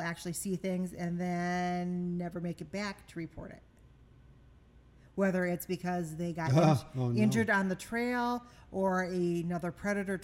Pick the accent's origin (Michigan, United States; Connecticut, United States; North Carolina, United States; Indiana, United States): Michigan, United States; growing up in Michigan and as a child, always going out in the woods